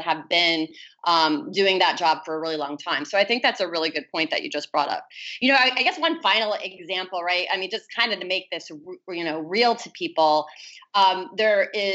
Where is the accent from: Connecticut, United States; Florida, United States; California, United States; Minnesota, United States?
Florida, United States; Miami; my hometown in Miami